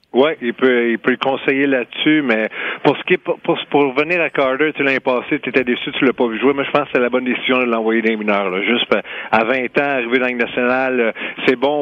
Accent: Quebec, Canada; on est québécois toute la gang

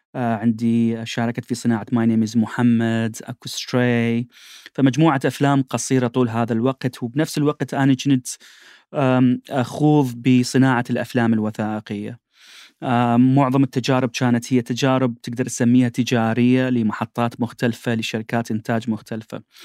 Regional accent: Iraq; بالنسبه لنا كعراقيين

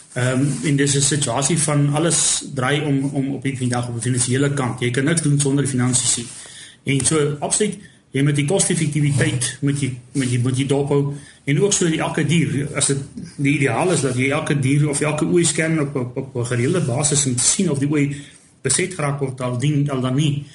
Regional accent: south of Keetmanshoop, ǁKaras, Namibia; also born or lived in Windhoek, Namibia / near Mariental, Namibia; die syde, syd van Keetmans, daar's waar ek groot geword

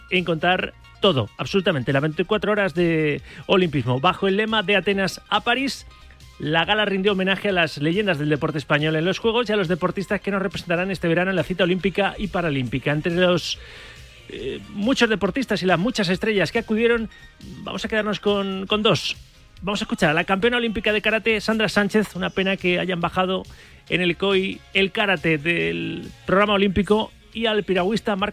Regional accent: Valencia, Valencian Community, Spain; como valenciano

